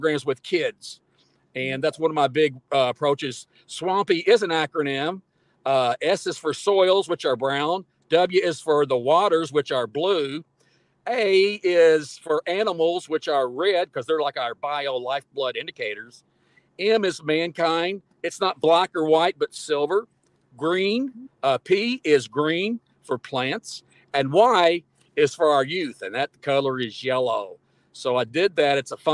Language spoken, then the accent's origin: English; Kentucky, United States; when I grew up in Kentucky